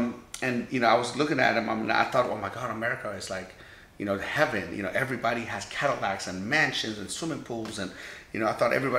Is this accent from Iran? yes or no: yes; Iran; now in United States; I'm a Persian American. You know, I was born in Iran.